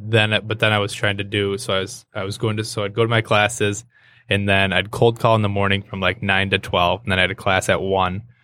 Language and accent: English; Hartland, Michigan, United States; moved away as an adult; also born or lived in Saginaw, Michigan; now in Birmingham, United States; I grew up in Heartland.